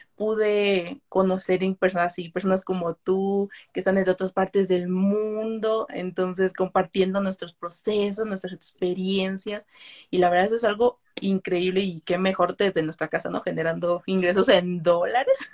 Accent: Mexico; tengo 23 años, soy de México

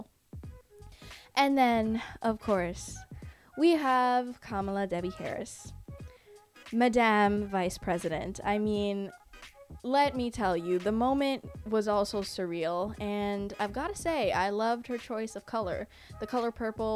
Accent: Canada; I'm not American, I'm Canadian

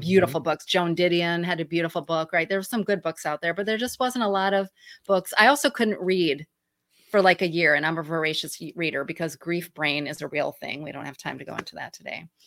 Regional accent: Michigan, United States; accent: Midwestern twangy; moved away; I'm from Michigan originally, so everybody knows my Michigan, you know, m, Midwest twangy voice

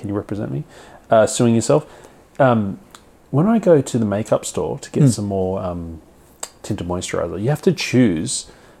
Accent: China; I'm a Chinese man.

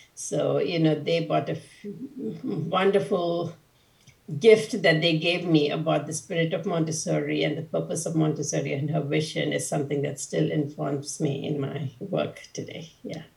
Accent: India; I was born and brought up in India

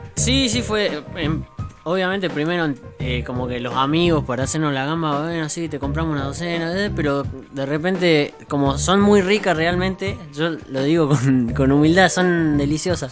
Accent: Salta, Argentina; now in Buenos Aires, Argentina; Y los dos somos de Salta y ella se vino a vivir acá hace un año, yo vivo hace 10 años ya

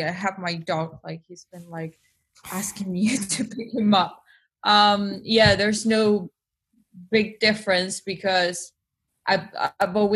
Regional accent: Buenos Aires, Argentina; accent: Spanish; English is a second language; moved away as an adult; now in London, United Kingdom; I'm half Spanish, half Argentinian. I was born in Buenos Aires, Latin America, and and yeah, and I moved to London three years ago.

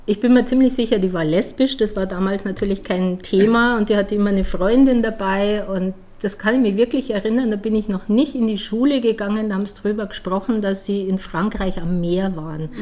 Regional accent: village near Dachau, Bavaria, Germany; accent: Bavarian; moved away as an adult; also born or lived in United States; now in Ulm, Germany; ich bin Wahl-Ulmerin, ich komme ja aus Bayern, also aus dem Dorf aus Bayern in der Nähe von Dachau.

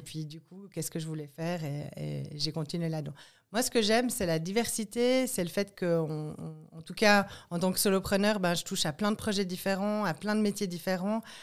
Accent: Martigny, Valais, Switzerland; je viens de Martigny.

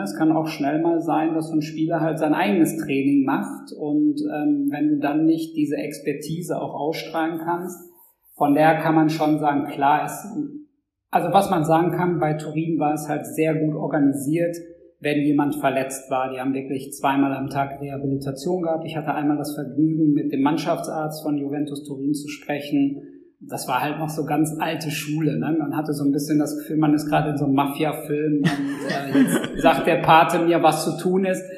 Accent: Dortmund, North Rhine-Westphalia, Germany; als Dortmunder Jung

